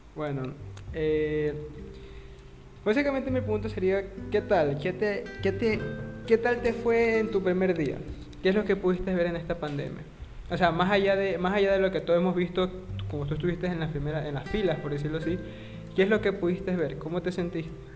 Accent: Ecuador; yo soy de Ecuador

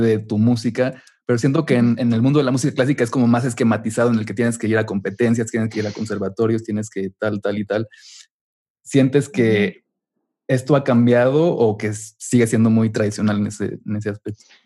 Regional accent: Mexico; moved away as an adult; also born or lived in Chicago; soy de México

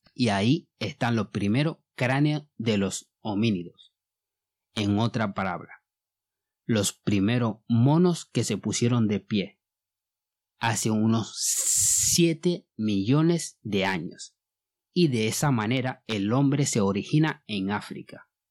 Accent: Mali; first language Bambara; Spanish is a second language; moved away as an adult; now in Gran Canaria, Spain; Mi voz viene de Mali. Llevo viviendo en España hace unos 20 años

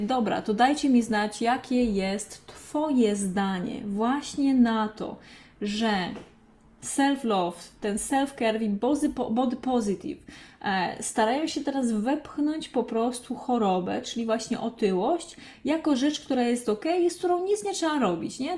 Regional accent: Krzykawa, Lesser Poland, Poland; also born or lived in Katowice; now in Warsaw, Poland; ja mieszkałam właśnie pod Olkuszem, pochodzę właśnie z takiej małej, pięknej miejscowości Krzykawa e, pod Olkuszem

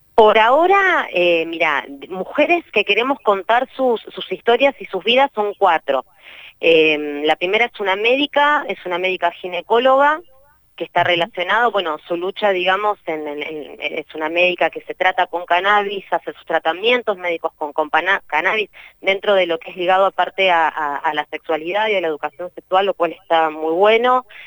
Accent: Neuquén, Argentina; somos de Neuquén, somos neuquinas repartidas en, distintos lados del país

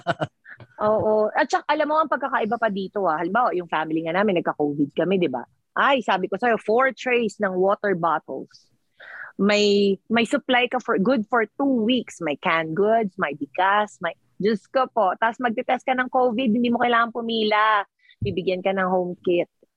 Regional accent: Philippines; accent: Filipino; moved away as an adult; I-Pilipino eh, nga kami.

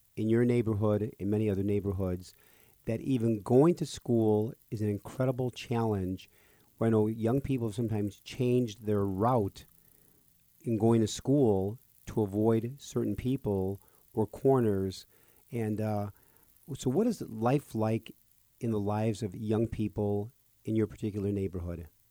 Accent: Park Ridge, Illinois, United States; I was raised next door in Park Ridge

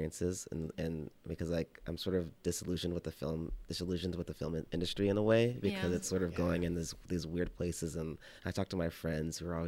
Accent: Texas, United States; also born or lived in Oklahoma; I grew up in Texas and Oklahoma

